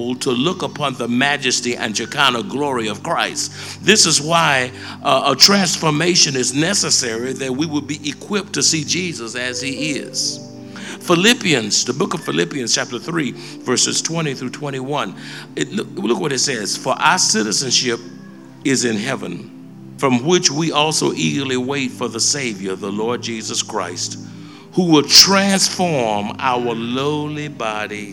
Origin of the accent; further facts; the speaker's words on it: United States; I'm an American citizen.